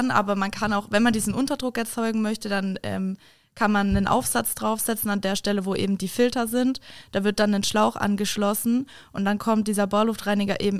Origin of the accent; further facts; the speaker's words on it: Kassel, Hesse, Germany; Ich komme äh, ursprünglich aus Kassel.